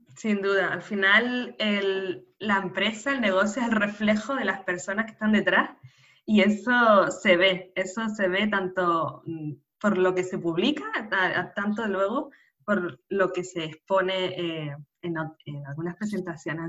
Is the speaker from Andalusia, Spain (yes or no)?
no; Canary Islands, Spain; nacida en Canarias